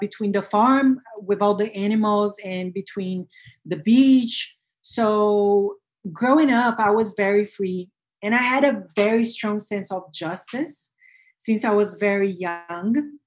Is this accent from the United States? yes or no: no; Brazil; I was born and bred in Brazil